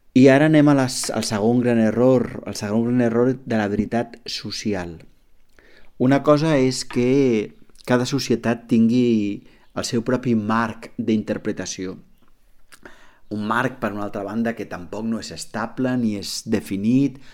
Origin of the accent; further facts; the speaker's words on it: Catalonia, Spain; com a catalans